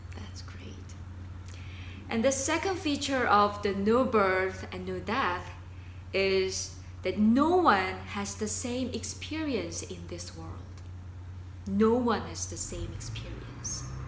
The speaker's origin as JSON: {"language": "English", "country": "South Korea", "tie": "born or raised there", "moved": "yes", "said": "I learned Korean. I was born in Korea."}